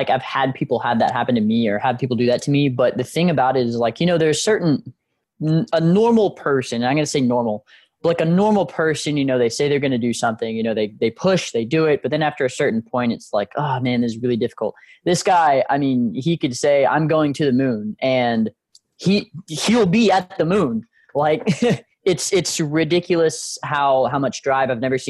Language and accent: English; Galveston, Texas, United States; also born or lived in Houston; being a military family, as I said, grandfather Marine, dad Marine, we moved around a little bit whenever I was growing up, but settled down, I think it was like 2000 in Galveston. Then we moved to Houston